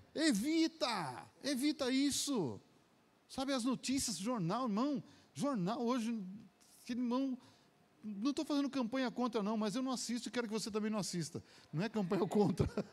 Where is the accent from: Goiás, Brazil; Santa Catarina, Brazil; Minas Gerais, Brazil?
Minas Gerais, Brazil; now in São Paulo, Brazil; como eu sou mineiro